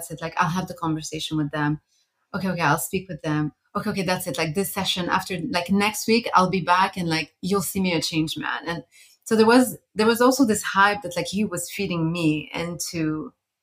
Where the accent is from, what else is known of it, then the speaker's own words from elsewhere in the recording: Montreal, Quebec, Canada; also born or lived in Beirut, Lebanon; now in London, United Kingdom; Before that, I lived in Beirut, which is where I'm originally from. And I grew up in Montreal. So I spent a good 17 years in North America